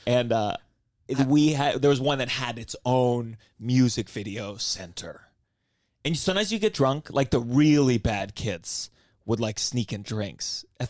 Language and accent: English; Potomac, Maryland, United States; And I grew up in Maryland, Potomac, Maryland.